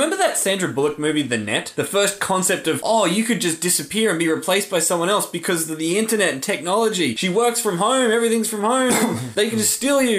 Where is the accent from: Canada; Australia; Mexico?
Australia; I'm so Australian